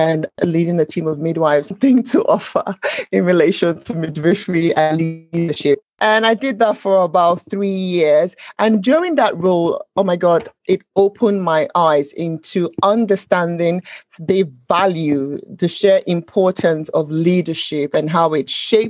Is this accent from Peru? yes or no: no; Nigeria; moved away as an adult; now in United Kingdom; growing up in Nigeria